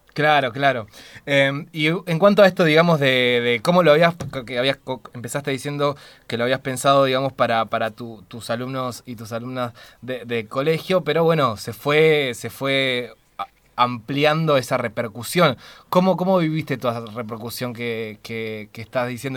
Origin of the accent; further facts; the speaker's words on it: Argentina; quienes somos argentinos y argentinas